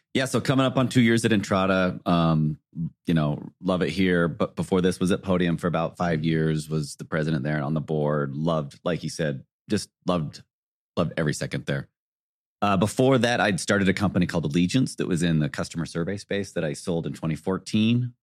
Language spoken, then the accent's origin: English; South Jordan, Utah, United States; I grew up in South Jordan